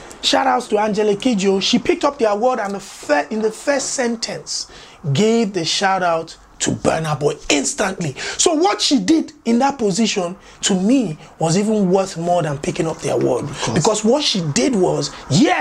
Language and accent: English; Nigeria; as Nigerian fans and audiences